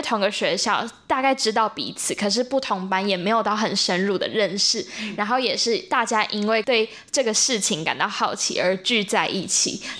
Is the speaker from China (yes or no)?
no; Zhushan, Nantou County, Taiwan; 我来自南投竹山， 然后我现在是高三